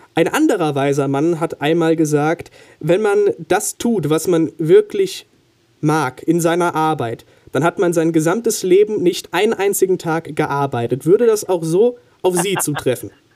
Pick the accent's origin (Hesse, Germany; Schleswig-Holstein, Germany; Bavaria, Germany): Hesse, Germany; Neustadt; Neustadt Hessen, okay. wo ich herkomme